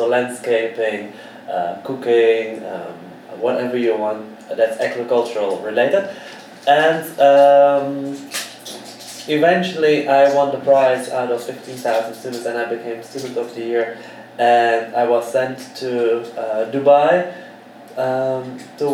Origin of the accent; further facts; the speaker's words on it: Amsterdam, North Holland, Netherlands; moved away as an adult; I'm from Amsterdam. But since my 19th, I'm traveling around the world